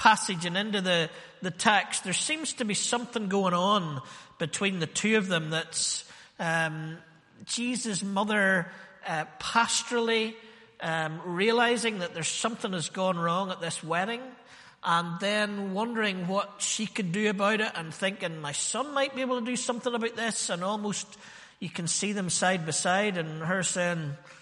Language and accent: English; Ballymena, Northern Ireland, United Kingdom; born or raised there